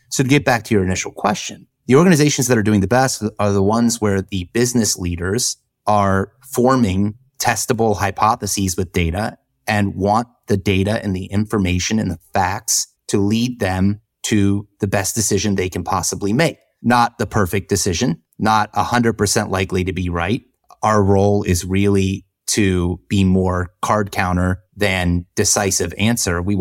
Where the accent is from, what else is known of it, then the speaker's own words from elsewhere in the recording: the South, United States; But we all know I grew up in the South, so I wasn't aware of what you do on icy roads.